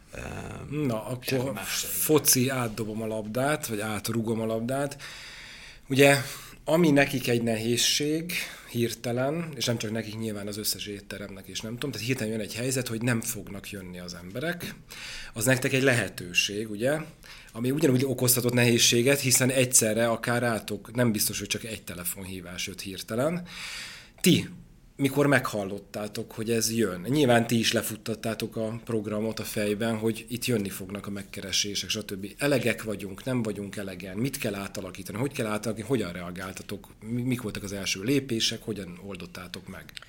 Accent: Debrecen, Hajdú-Bihar, Hungary; én debreceni vagyok, és az én nagynéném Debrecenben él

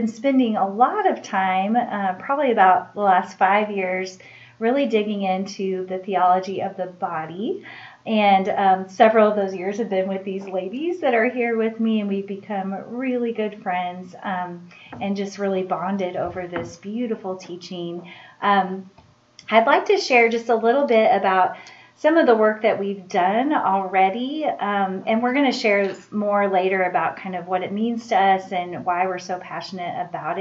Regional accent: Springfield, Missouri, United States; I am originally from Springfield, Missouri.

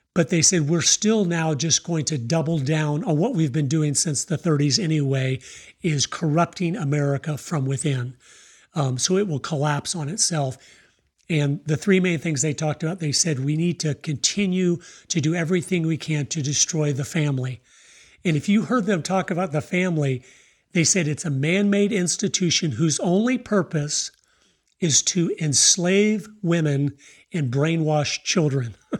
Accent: Tampa, Florida, United States; moved away; also born or lived in Idaho; I was born in Tampa, Florida

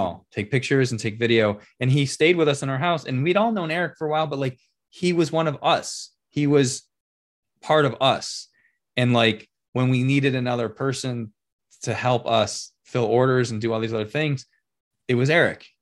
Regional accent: Rochester, New York, United States; I'm born and raised in Rochester

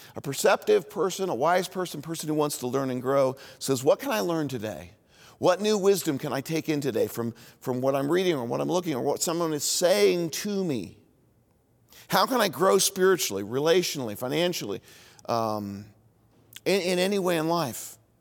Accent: Indianapolis, Indiana, United States; also born or lived in Bloomington, Indiana; where I grew up in Indianapolis

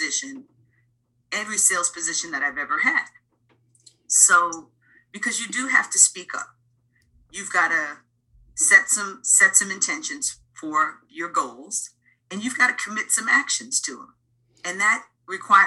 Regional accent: New York City, New York, United States; I grew up in the Bronx in the 70s and 80s when rap music was just starting.

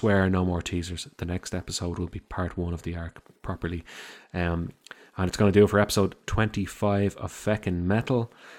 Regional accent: Birmingham, West Midlands, United Kingdom; Old times and growing up in Birmingham and all that.

